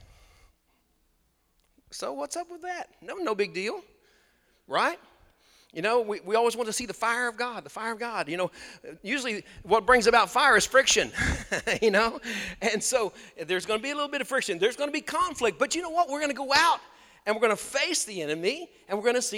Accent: United States; I grew up on Lake Texoma

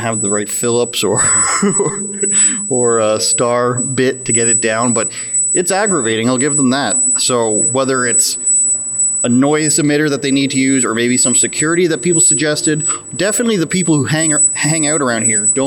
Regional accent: Oshawa, Ontario, Canada; We're here in the city of Oshawa, my hometown

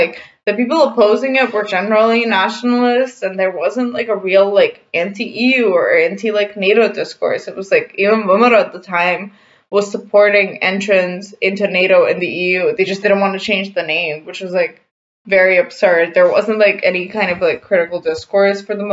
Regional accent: North Macedonia; I'm from North Macedonia

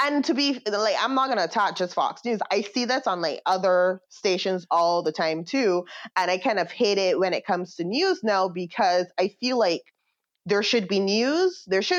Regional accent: Barbados; moved away; growing up in Barbados

